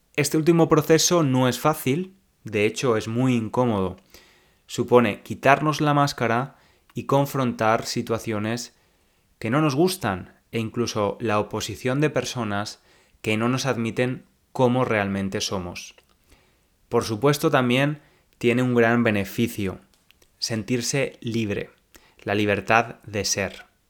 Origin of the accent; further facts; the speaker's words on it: Spain; accent: Spanish; now in England; no tengo un acento similar al de un nativo tengo un acento claramente español